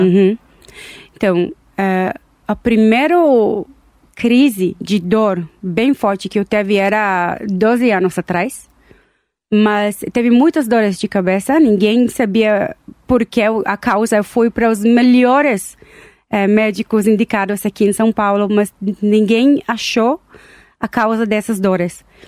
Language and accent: Portuguese; Tel Aviv, Tel Aviv District, Israel; Portuguese is a second language; moved away as an adult; now in Brazil; Eu nasci em Israel, Tel Aviv, e cheguei aqui no Brasil 13 anos atrás